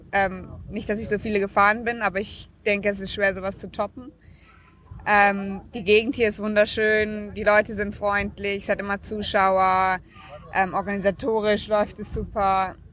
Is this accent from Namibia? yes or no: yes; Namibia; Und ich bin auch sehr stolz darauf, mein Heimatland hier zu vertreten.